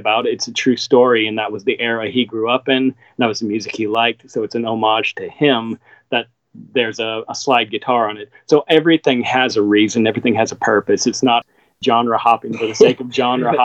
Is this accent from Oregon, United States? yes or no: no; Seattle, Washington, United States; moved away; growing up in Seattle.